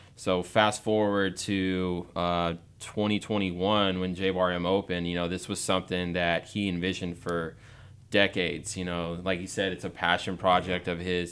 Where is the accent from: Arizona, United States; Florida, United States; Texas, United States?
Texas, United States; growing up in Texas